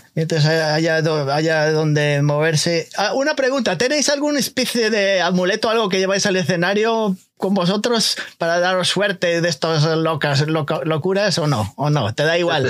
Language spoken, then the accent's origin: Spanish; Galicia, Spain; now in United States; yo soy gallego